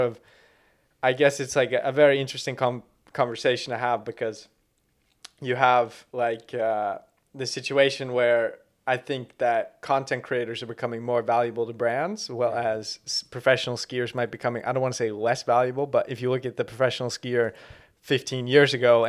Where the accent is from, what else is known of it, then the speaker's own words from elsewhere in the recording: Canada; I'm Canadian.